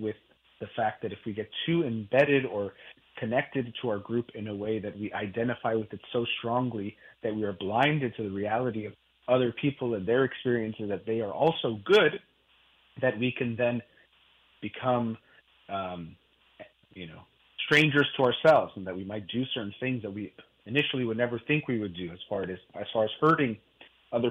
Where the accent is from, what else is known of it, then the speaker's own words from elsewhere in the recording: United States; I'm Iranian, from my parents both being Iranian. I was born in the United States